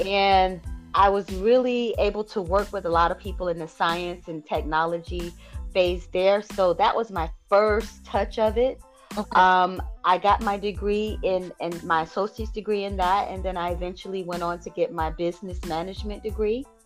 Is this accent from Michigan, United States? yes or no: no; Bamberg, South Carolina, United States; now in Georgia, United States; I am originally from South Carolina. I'm currently living in Georgia